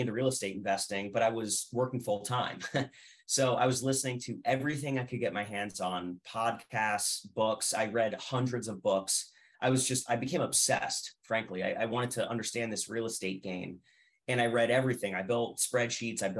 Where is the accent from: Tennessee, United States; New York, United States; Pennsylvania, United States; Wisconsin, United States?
Pennsylvania, United States; Allentown; also born or lived in Reading, Pennsylvania; I'm originally from the Lehigh Valley. I was born in Allentown. I grew up in the greater Lehigh Valley between Allentown and Reading